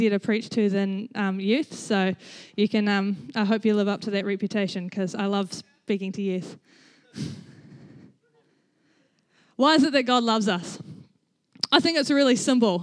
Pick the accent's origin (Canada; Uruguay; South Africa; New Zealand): New Zealand; Rangiora, Canterbury; I grew up in Rangiora. I was born in Rangiora Hospital. I lived in the same house for 17 years of my life